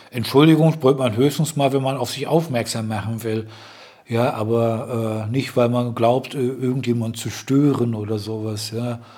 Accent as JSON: {"language": "German", "town": "Dortmund", "region": "North Rhine-Westphalia", "country": "Germany", "tie": "born or raised there", "said": "ich komm zwar aus dem Ruhrgebiet, gleich neben Dortmund. Ich äh, also, bin als Kind auch in Dortmund aufgewachsen."}